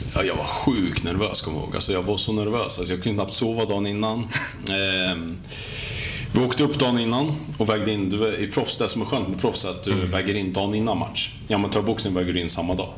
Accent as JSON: {"language": "Swedish", "town": "Katrineholm", "region": "Södermanland", "country": "Sweden", "tie": "born or raised there", "said": "född och uppvuxen i Katrineholm"}